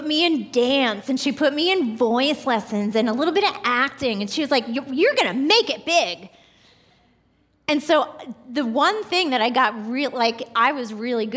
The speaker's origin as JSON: {"language": "English", "area": "Long Island", "region": "New York", "country": "United States", "tie": "born or raised there", "moved": "yes", "said": "I grew up in New York, like 20 minutes right outside of New York City, and as a little girl growing up on Long Island"}